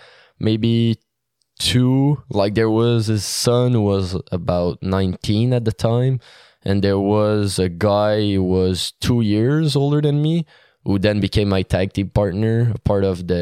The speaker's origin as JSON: {"language": "English", "town": "Hawkesbury", "region": "Ontario", "country": "Canada", "said": "Well, I'm from Hawkesbury. I'm 18 years old now. I'm studying right now in public relations at the Leste Collegiale in Ottawa."}